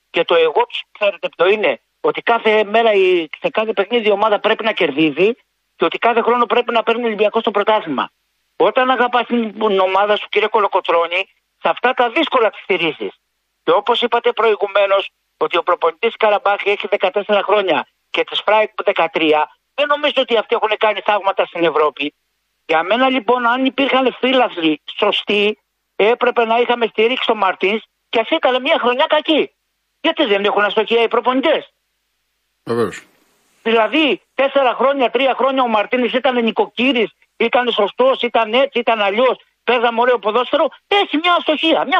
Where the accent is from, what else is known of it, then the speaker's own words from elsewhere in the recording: Corinth, Peloponnese, Greece; εγώ είμαι από Κόρυθο ε, και εγώ το έβλεπα στην τηλεόραση.